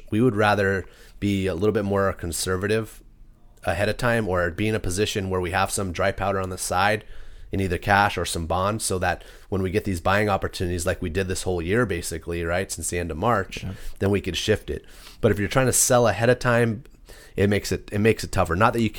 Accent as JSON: {"language": "English", "town": "Capistrano Beach", "region": "California", "country": "United States", "tie": "born or raised there", "also_born_or_lived": "Texas", "said": "I grew up in South Orange County."}